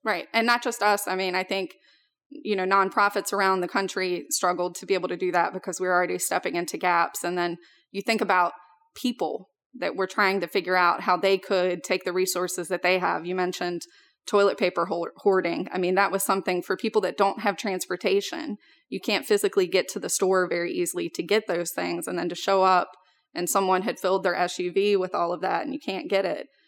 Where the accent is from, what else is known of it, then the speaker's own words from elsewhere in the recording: Richmond, Virginia, United States; we moved out to a rural area about twenty minutes outside of Richmond, which is where I grew up